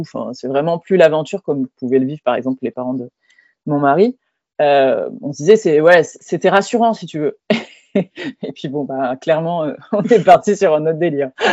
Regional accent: France

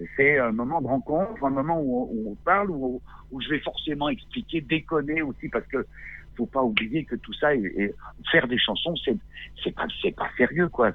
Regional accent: Grenoble, Auvergne-Rhône-Alpes, France; moved away as an adult; now in Corsica, France; J'ai grandi jusqu'à 21 ans, j'ai grandi à Grenoble. Je suis né là-bas.

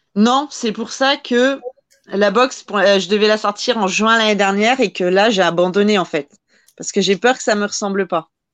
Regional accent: France; je suis française

